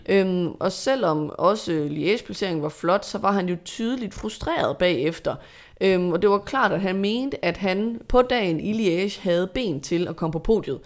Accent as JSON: {"language": "Danish", "country": "Denmark", "said": "som dansker"}